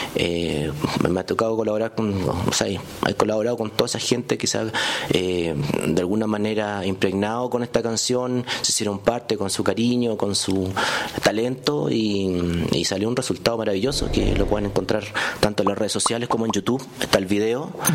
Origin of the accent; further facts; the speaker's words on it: Santiago, Santiago Metropolitan Region, Chile; soy de Santiago de Chile, de la, de la capital